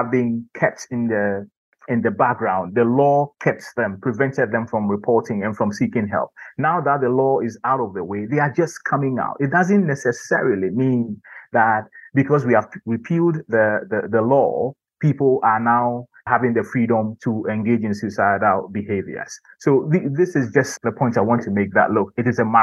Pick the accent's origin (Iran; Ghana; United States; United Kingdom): Ghana; growing up in Ghana